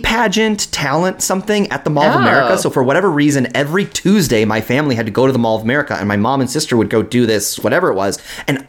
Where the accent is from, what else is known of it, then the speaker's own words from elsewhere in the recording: Minneapolis, Minnesota, United States; I grew up in Minneapolis.